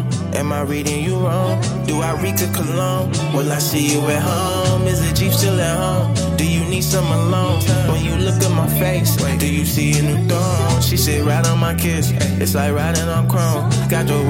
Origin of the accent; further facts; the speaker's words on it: Chicago, Illinois, United States; Yeah, you know I do, babe. You know I'm from Chicago. You know I blow.